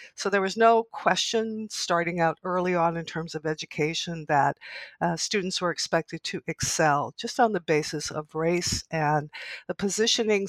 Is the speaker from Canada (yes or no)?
yes; Canada; somebody who's been in this country for a long time and as a Canadian